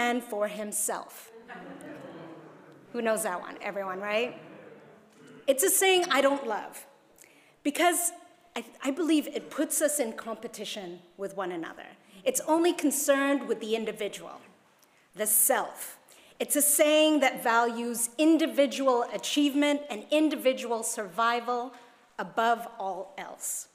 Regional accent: Hong Kong; moved away; when I was growing up in Hong Kong

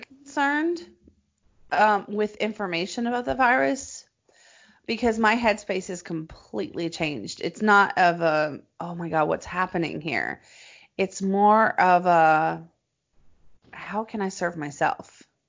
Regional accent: Nashville, Tennessee, United States; now in Los Angeles, United States; Nashville, my hometown

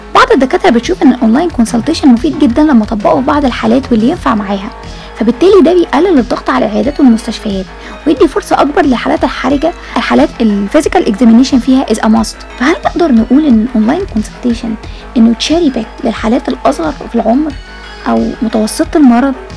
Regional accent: Egypt; عندنا في مصر

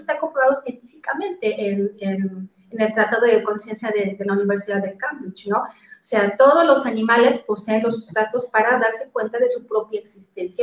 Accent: Mexico City, Mexico; now in Cancún, Mexico; vivo en la ciudad de Cancún, pero soy original de la Ciudad de México.

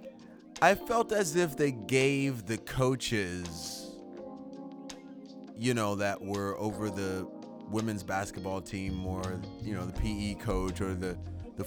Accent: Shreveport, Louisiana, United States; I grew up in Louisiana, Shreveport

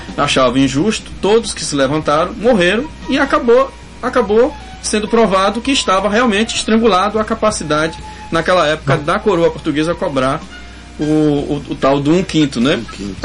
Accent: Northeast Brazil, Brazil; moved away; eu sou sertanejo, né? Lá no sertão

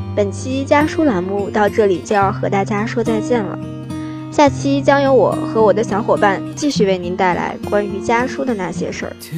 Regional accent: Jinchang, Gansu, China; moved away as an adult; now in Nanjing, China; 来自甘肃金昌。我在南京大学

